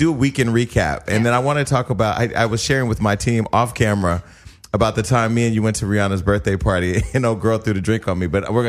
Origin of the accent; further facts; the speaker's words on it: Stockton, California, United States; I'm from Stockton, California.